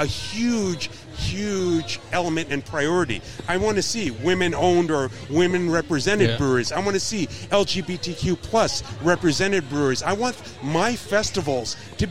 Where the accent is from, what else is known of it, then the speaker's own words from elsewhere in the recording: New York City, New York, United States; also born or lived in Ann Arbor, Michigan / Houston / Atlanta; now in Pittsburgh, United States; I grew up in New York City, so I'm used to extreme diversity.